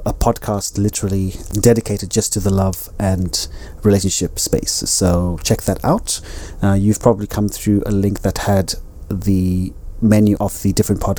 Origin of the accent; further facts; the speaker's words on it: Zimbabwe; also born or lived in United Kingdom; now in Spain; I am Zimbabwean. I am a British citizen. I am a Spanish resident.